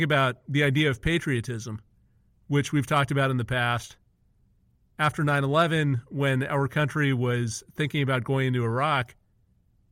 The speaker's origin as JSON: {"language": "English", "country": "India", "moved": "yes", "said": "I'm originally from India"}